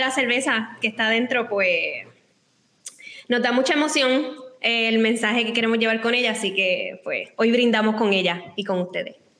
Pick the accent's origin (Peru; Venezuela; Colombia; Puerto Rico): Puerto Rico; Cabo Rojo; toda la vida ambas somos de Cabo Rojo